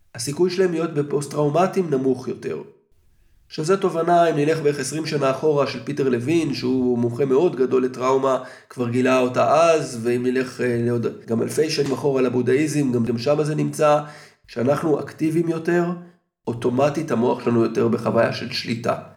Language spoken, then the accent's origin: Hebrew; Israel; אנחנו כישראלים בעולם המערבי